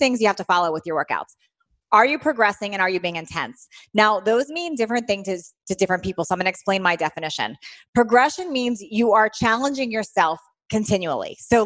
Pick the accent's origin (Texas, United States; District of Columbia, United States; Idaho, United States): District of Columbia, United States; Washington; moved away as an adult; now in California, United States; Originally from Washington, D.C. area.